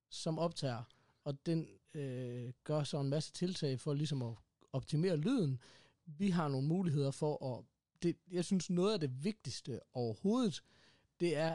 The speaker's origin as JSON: {"language": "Danish", "country": "Denmark", "said": "vi er danskere."}